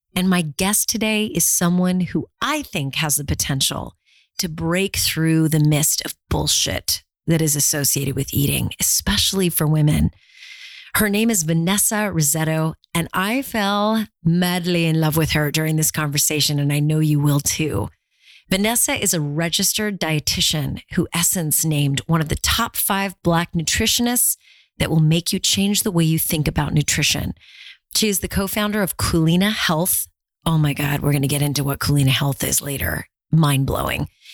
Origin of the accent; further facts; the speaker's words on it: Orange County, California, United States; I grew up in Orange County, California